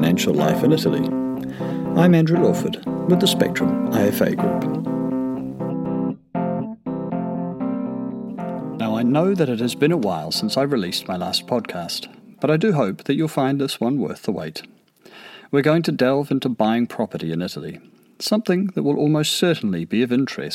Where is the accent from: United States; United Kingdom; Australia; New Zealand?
New Zealand; I'm a New Zealander